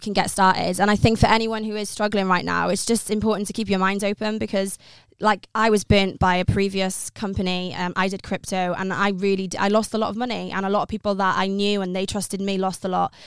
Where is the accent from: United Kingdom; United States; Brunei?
United Kingdom; Pembrokeshire, Southwest Wales; moved away as an adult; now in London, United Kingdom; I'm originally from Southwest Wales in Pembrokeshire, a very small rural place in, like, the countryside of Wales.